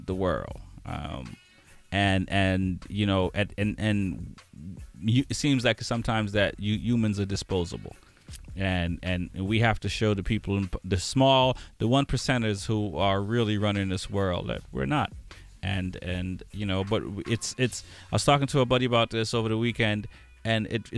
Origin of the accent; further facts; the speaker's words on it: Boston, Massachusetts, United States; Growing up in Boston and in the times that we grew up, it's like we knew what the cops were like